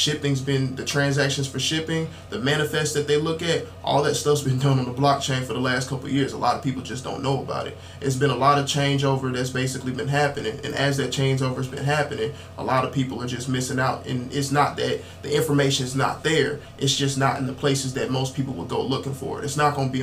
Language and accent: English; Dayton, Ohio, United States; also born or lived in Columbus, Georgia; now in Covington, United States; Originally from Dayton, Ohio. Moved to Columbus, Georgia in 2011